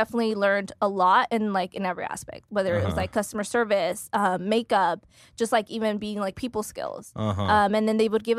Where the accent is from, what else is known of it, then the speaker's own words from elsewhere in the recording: Central Valley, California, United States; moved away as an adult; also born or lived in Sacramento / Texas; So I was born and raised in the Central Valley.